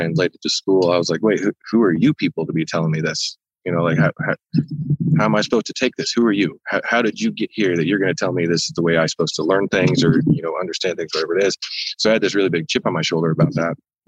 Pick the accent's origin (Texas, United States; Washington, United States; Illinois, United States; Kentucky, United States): Washington, United States; Ilwaco; moved away as an adult; also born or lived in Portland, Oregon; now in Idaho, United States; I grew up in Long Beach in Ilwaco, Washington